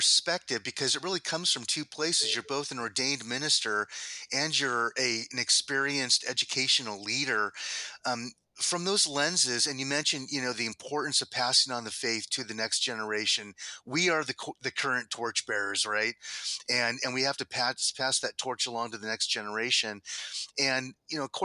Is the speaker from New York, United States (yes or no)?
no; El Cajon, California, United States; growing up in El Cajon, California